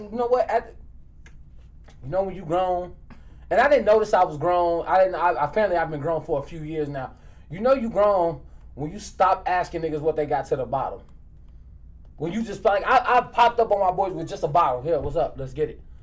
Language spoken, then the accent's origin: English; Maywood, Illinois, United States; I'm from Maywood too